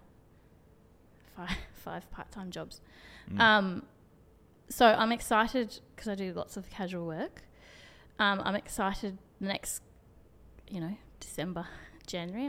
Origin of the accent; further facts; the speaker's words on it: Brisbane, Queensland, Australia; I was from Brisbane